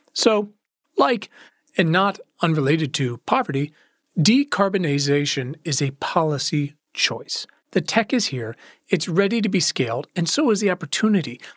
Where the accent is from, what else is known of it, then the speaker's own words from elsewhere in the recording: Virginia, United States; my home state of Virginia